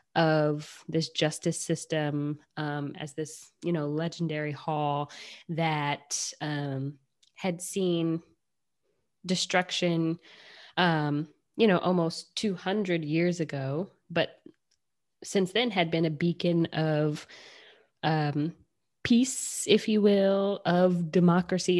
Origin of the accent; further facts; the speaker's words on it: Michigan, United States; I'm from Michigan